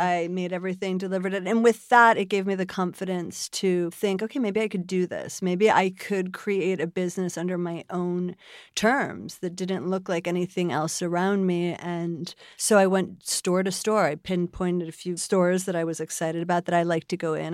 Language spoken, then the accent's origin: English; Buffalo, New York, United States; moved away as an adult; I was born in Buffalo, New York.